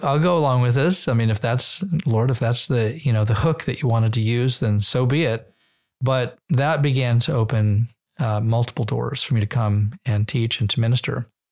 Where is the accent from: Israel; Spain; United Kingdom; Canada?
Israel; also born or lived in Nevada / New Hampshire; now in United States; growing up in Israel gave us an even stronger Jewish identity.